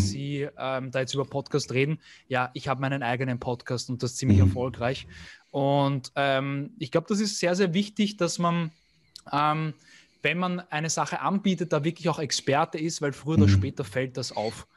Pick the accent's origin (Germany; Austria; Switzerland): Austria; Vienna; bin aus Wien